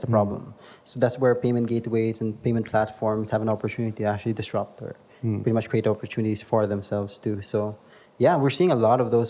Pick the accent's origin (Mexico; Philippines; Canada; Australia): Philippines; The advantage of being Filipino is you're very sociable.